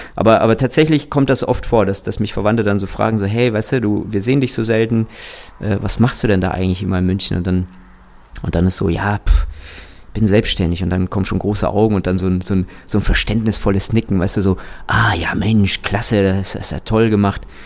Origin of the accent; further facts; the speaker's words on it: Kazakhstan; ich bin tatsächlich in Kasachstan geboren